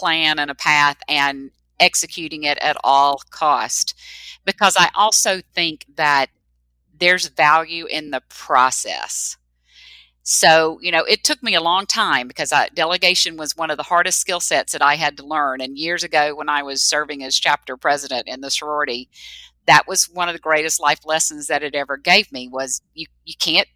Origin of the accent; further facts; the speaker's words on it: the South, United States; I was raised in the South